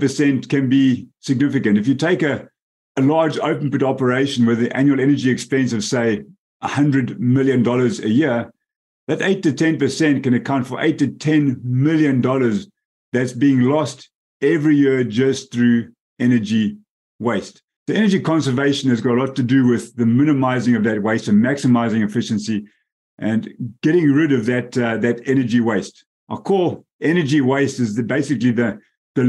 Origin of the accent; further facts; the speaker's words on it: Bulawayo, Zimbabwe; moved away as an adult; also born or lived in South Africa; I'm actually born and raised in the metropolis of Bulawayo in Zimbabwe.